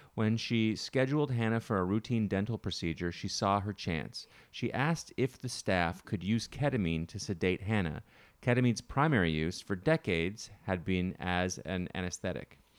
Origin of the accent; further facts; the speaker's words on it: Canada; moved away; Growing up in Canada